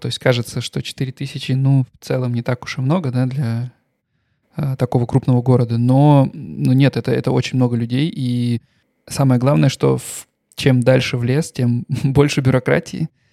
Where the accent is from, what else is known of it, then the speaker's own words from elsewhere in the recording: Russia; moved away as an adult; also born or lived in Stuttgart, Germany; now in Germany; я никогда не скрывал, что я русский. Э, я никогда не скрывал, что я приехал из России там три года назад э, в Германию